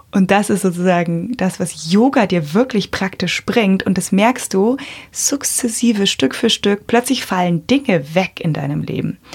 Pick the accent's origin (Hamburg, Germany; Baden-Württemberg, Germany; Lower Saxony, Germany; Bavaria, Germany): Bavaria, Germany; bei uns in Bayern